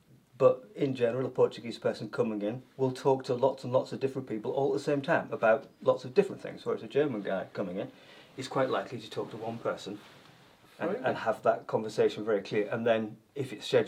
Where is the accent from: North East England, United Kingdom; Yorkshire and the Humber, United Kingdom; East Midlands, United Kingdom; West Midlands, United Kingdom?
Yorkshire and the Humber, United Kingdom; moved away as an adult; also born or lived in South of England; now in Northern Ireland, United Kingdom; Well, I grew up talking like this because I grew up in Yorkshire. And then one goes down south in England to learn how to be a teacher.